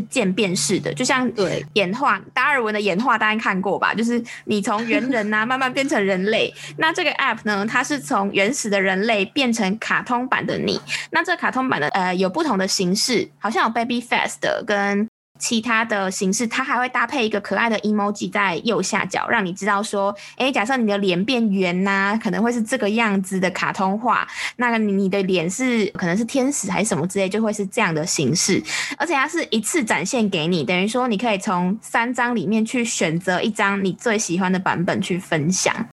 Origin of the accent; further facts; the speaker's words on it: Taiwan; 我们台湾这边前阵子超流行《火神的眼泪》